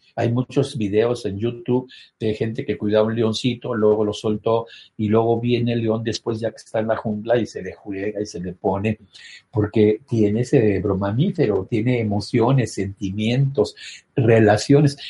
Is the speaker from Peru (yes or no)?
no; Mexico; Soy mexicano.